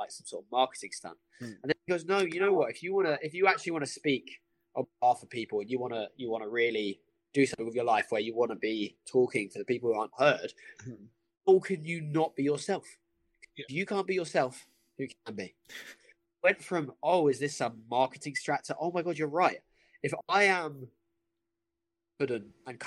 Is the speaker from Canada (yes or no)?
no; Brighton, South East England, United Kingdom; I grew up in Brighton.